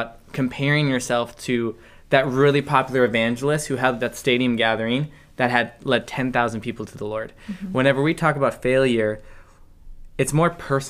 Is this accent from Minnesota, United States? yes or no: yes; Minnesota, United States; I'm from Minnesota.